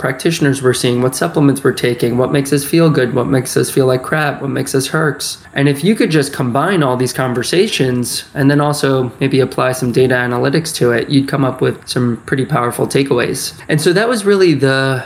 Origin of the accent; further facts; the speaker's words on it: Westchester, New York, United States; I grew up in Westchester, New York, just north of the city